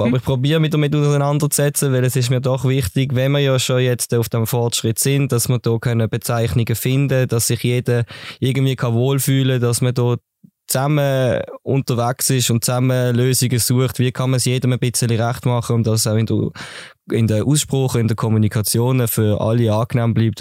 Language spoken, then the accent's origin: German; Basel, Basel-Stadt, Switzerland; now in Dietikon, Switzerland; Ich bin gebürtiger Basel-Städter, wohne zurzeit in Dietikon